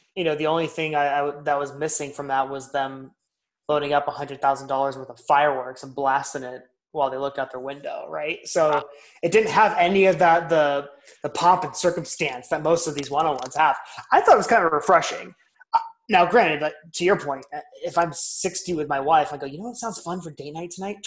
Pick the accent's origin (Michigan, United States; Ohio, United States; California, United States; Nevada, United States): California, United States; Southern; moved away; we're both from Southern California originally.